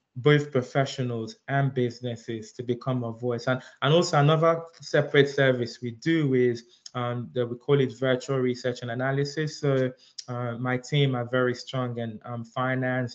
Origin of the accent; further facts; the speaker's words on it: London, United Kingdom; also born or lived in Nigeria; I'm Nigerian. I was um, I was born in Nigeria, but I grew up here in London